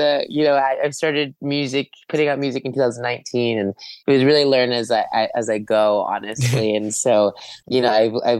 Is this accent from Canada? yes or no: no; California, United States; I have a really big connection to the sun because I grew up in California.